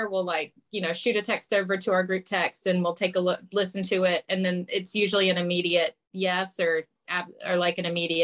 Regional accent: North Carolina, United States; moved away; my home state of North Carolina

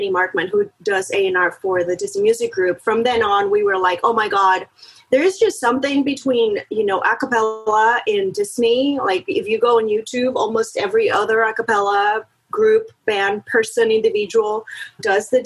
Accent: Monterrey, Nuevo León, Mexico; moved away; I'm originally born and raised in Mexico, in Monterey

